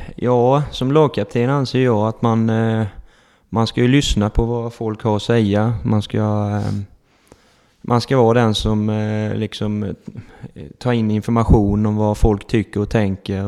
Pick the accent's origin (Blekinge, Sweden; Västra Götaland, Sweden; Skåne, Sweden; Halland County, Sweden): Blekinge, Sweden; Holmsjö; also born or lived in Emmaboda / Ingelstad; man är uppväxt här i Holmsjö